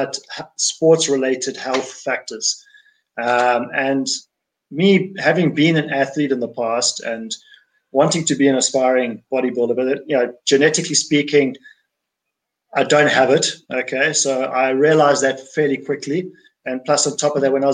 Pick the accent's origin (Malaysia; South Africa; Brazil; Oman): South Africa; I'm from South Africa